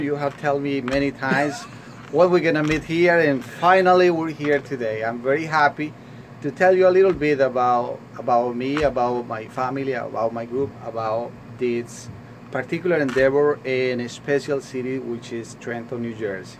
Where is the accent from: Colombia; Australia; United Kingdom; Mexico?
Colombia; now in New York, United States; When I came here in 1999, I came from Colombia to New York with my family.